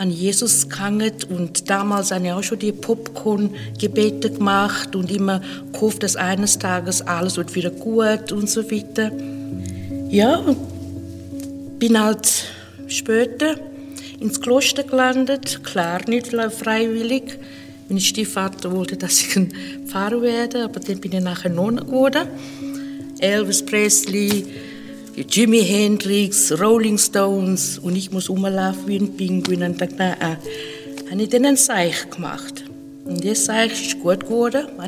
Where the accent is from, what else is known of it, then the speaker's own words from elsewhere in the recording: Zimbabwe; German is a second language; now in Switzerland; Ich bin aufgewachsen in Afrika, in Zimbabwe, seit einigen Jahren schon in der Schweiz.